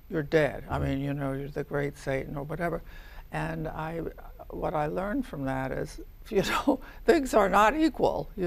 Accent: United States; I'm an American.

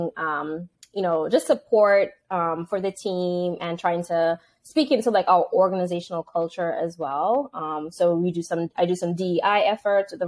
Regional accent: Antigua & Barbuda; moved away; I am from Antigua and Barbuda, so that's an island in the Caribbean

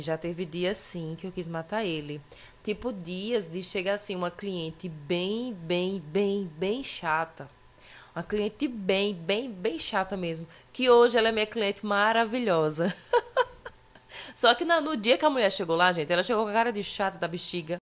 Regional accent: Patos, Paraíba, Brazil; eu sou de Patos, então lá a gente é muito gaiato

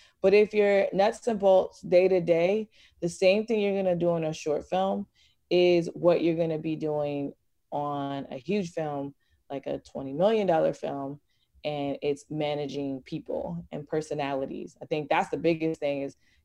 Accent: Virginia, United States; I'm from Virginia

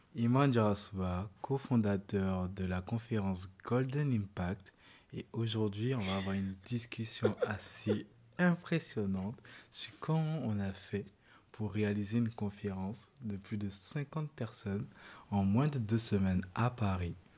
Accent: Côte d’Ivoire; chez nous en Côte d'Ivoire

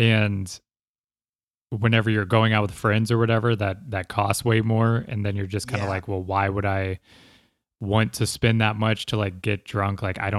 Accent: Ireland; You know, I had always just blamed it on being Irish, like being able to not have a hangover.

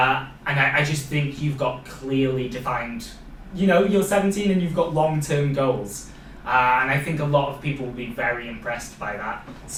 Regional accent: Wales, United Kingdom; accent: Welsh; I've got like my Welsh accent coming through.

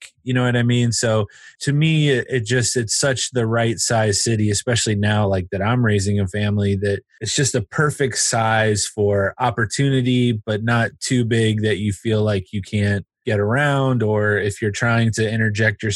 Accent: Cincinnati, Ohio, United States; I grew up here in Cincinnati

